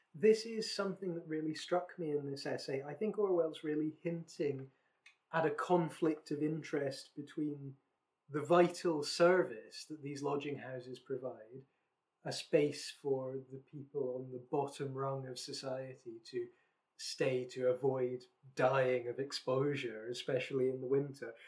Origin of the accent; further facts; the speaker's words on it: West Lothian, Scotland, United Kingdom; the county I grew up in in Scotland is West Lothian